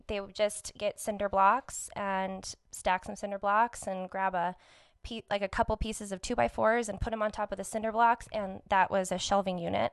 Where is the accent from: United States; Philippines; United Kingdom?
United States; Albuquerque, New Mexico; also born or lived in Farmington; Born and raised in Albuquerque